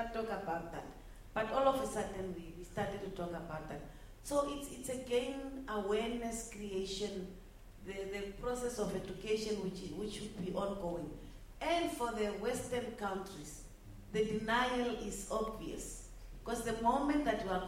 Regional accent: Namibia; I'm a Herero, and I'm coming from Namibia.

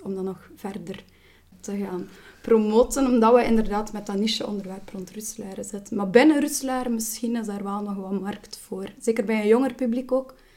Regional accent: Roeselare, Flanders, Belgium; ik ben geboren en getogen in Ruslaar.

